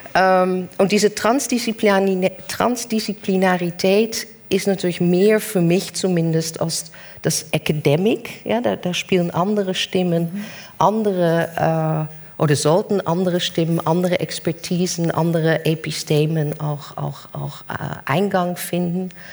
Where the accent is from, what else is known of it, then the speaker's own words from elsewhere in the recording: Netherlands; German is a second language; moved away; bin ich als Holländerin